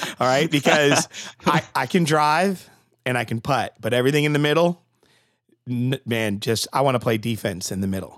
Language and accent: English; Connecticut, United States; I'm from Connecticut